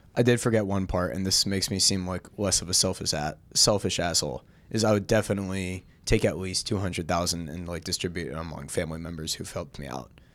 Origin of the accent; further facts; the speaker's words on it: Seattle, Washington, United States; moved away; growing up in Seattle